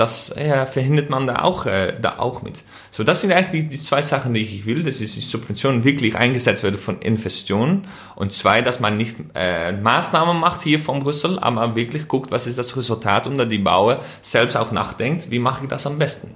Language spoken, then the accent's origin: German; Netherlands; German is a second language; als äh, Holländer